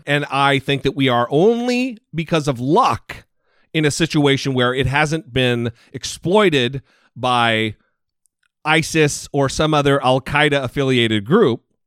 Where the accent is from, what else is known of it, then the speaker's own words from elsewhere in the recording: Idaho, United States; I'm from Idaho